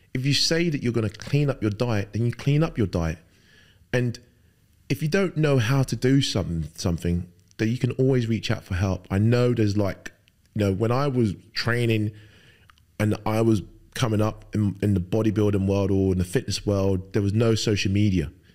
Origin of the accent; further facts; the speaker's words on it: London, United Kingdom; also born or lived in Lagos, Nigeria; spent best, best part of my life growing up in London, uh, most of it in Fulham